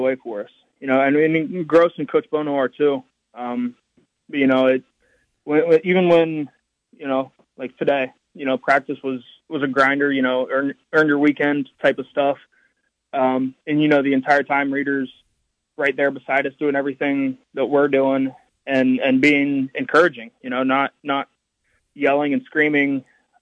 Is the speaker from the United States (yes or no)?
yes; West Virginia, United States; my home state